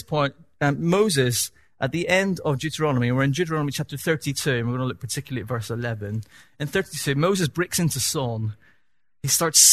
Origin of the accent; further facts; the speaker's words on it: Northern Ireland, United Kingdom; accent: Northern Irish; my Northern Irish accent